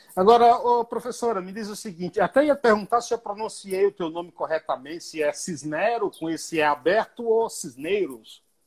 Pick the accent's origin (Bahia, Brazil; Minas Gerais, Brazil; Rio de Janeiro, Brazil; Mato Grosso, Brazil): Bahia, Brazil; now in São Paulo, Brazil; sou baiano